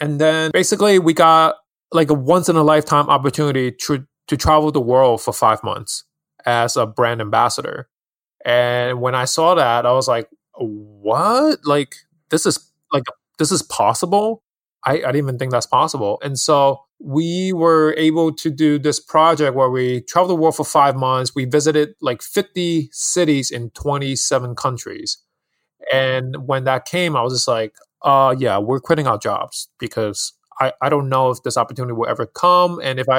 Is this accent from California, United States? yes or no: no; New York City, New York, United States; also born or lived in Hong Kong; Yeah, so I'm actually born and raised in Hong Kong, and I moved to New York City in Queens when I was 10. So a New Yorker here, I grew up here.